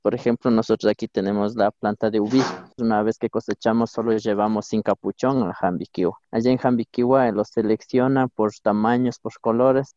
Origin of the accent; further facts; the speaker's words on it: Riobamba, Chimborazo, Ecuador; soy de acá de la comunidad de Cuatro Esquinas